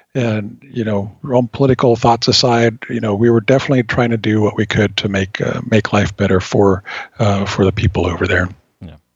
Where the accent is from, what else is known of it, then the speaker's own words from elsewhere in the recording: California, United States; moved away as an adult; born and raised in California, and absolutely at the time did not want to leave it.